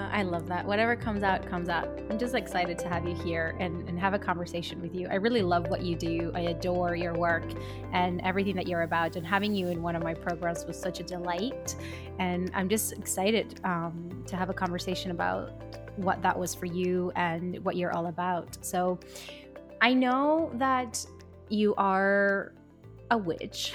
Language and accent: English; Colombia; I come from Colombia